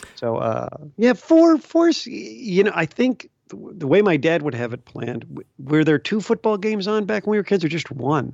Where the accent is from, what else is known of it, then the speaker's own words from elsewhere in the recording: Chicago, Illinois, United States; I grew up in the Chicago area